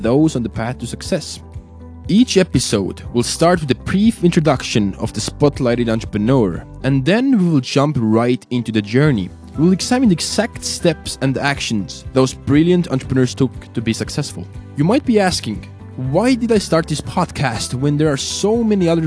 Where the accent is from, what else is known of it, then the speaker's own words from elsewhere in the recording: Tallinn, Harju County, Estonia; moved away as an adult; also born or lived in Minnesota; I was born and raised in Estonia, Tallinn